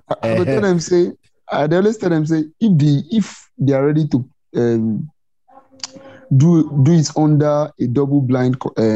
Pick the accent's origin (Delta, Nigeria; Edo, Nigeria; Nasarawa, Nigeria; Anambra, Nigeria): Anambra, Nigeria; I'm a Nigerian